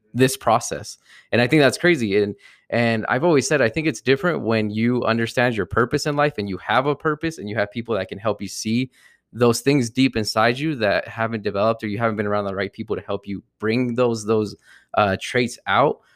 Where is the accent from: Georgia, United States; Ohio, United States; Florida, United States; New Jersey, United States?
New Jersey, United States; I grew up uh, from New Jersey, I'm from New Jersey, so growing up, we always had, like, the whole L A New Jersey rivalry